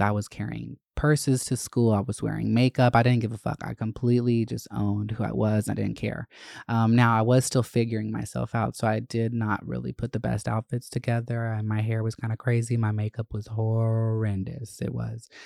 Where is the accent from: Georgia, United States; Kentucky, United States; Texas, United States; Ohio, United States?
Georgia, United States; Winder; moved away; I grew up in Winder, which was just such a problematic fucking town to live